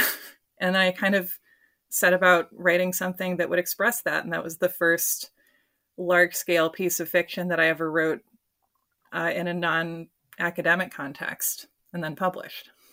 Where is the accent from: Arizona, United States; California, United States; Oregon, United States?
Oregon, United States; Portland; my hometown